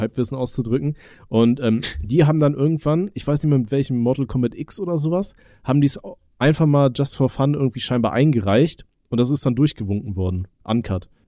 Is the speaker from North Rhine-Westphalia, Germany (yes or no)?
yes; Aachen, North Rhine-Westphalia, Germany; moved away; bei uns in Aachen